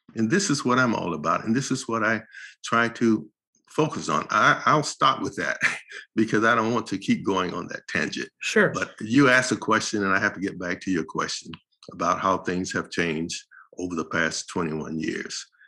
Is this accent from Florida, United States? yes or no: yes; St. Petersburg, Florida, United States; moved away as an adult; now in Los Angeles, United States; St. Petersburg, Florida, where we grew up